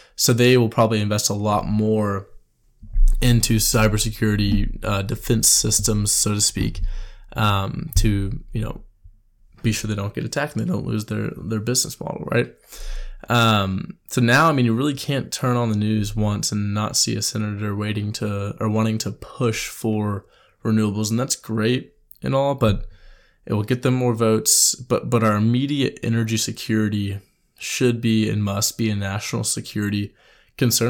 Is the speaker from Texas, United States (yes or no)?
yes; Houston, Texas, United States; I'm from Houston